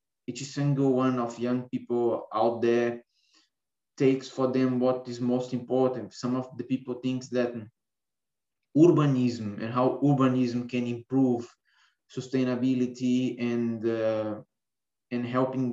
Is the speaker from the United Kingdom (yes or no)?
no; Brazil; moved away as an adult; also born or lived in Lisbon, Portugal; I was born in Brazil, I was born in an island. And even though if you are there, you don't have the feeling that you are in an island, because today this island is connected with three bridges to the mainland. I can say that I was born in an island, and I always live very near the ocean